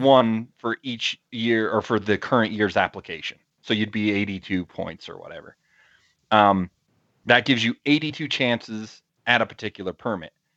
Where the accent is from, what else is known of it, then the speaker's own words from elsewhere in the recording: Utah, United States; my home state of Utah